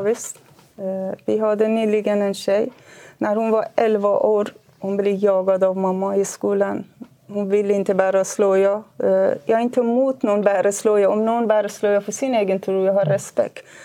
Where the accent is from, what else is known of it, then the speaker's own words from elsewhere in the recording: Kurdistan, Iran; moved away as an adult; now in Sweden; Jag är född i Kurdistan i Iran. Jag har växt upp med här kulturen. Flyttade hit till Sverige 1993.